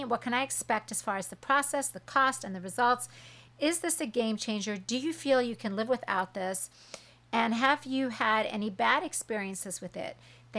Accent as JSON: {"language": "English", "town": "Huntington Beach", "region": "California", "country": "United States", "said": "I'm from Huntington Beach, and I grew up watching her."}